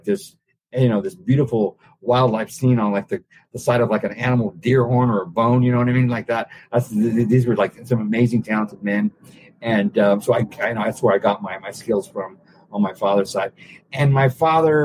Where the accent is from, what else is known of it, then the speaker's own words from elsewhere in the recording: San Antonio, Texas, United States; moved away as an adult; growing up in South Texas gay